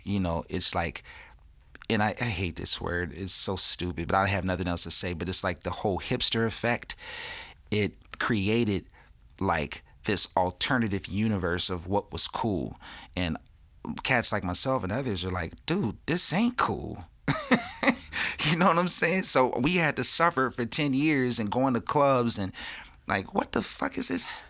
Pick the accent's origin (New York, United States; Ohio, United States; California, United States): California, United States; Pasadena; I grew up in Pasadena